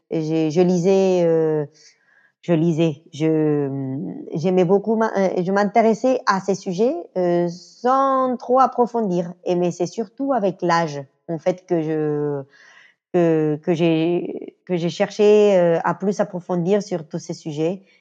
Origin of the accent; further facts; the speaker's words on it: Venezuela; French is a second language; Le quattro, je l'avais joué à l'école quand j'étais petite au Venezuela.